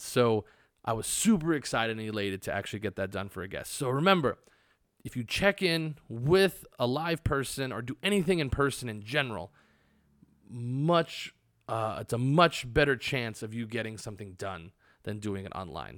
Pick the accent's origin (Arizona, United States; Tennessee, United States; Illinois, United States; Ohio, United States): Arizona, United States; now in Las Vegas, United States; I am from Arizona